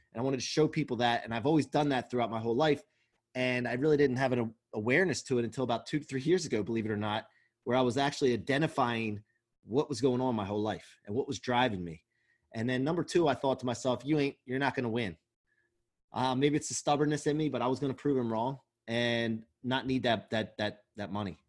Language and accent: English; outside of Philadelphia, Pennsylvania, United States; I grew up outside of Philly